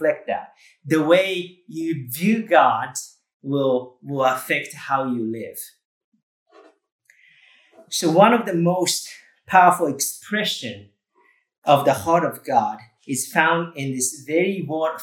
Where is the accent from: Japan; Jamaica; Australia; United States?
Japan; moved away; I grew up in Japan and totally unchurched.